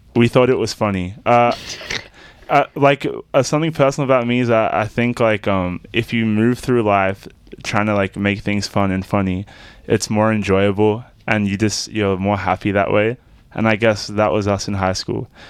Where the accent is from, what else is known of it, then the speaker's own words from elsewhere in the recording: Melbourne, Victoria, Australia; I was born in the southeast suburbs of Melbourne